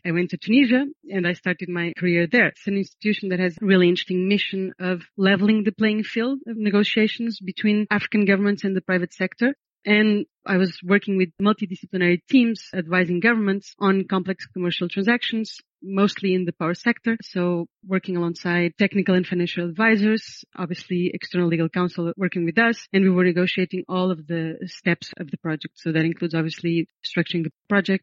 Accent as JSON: {"language": "English", "country": "Portugal", "tie": "born or raised there", "also_born_or_lived": "United States", "moved": "yes", "said": "I was born in Portugal, born and raised."}